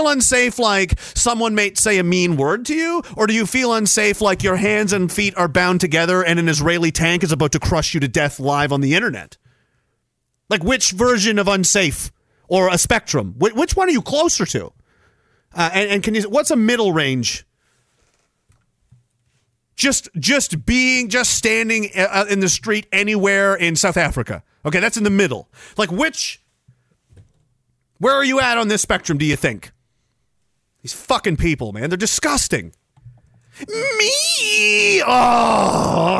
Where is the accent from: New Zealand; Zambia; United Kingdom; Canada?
Canada; I'm a Canadian and I'm in fucking Canada